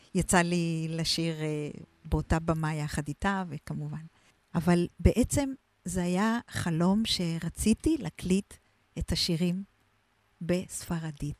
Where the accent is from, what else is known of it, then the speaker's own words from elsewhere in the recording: Israel; also born or lived in Argentina; חזרנו הביתה לקיבוץ, אני בת קיבוץ שרמקים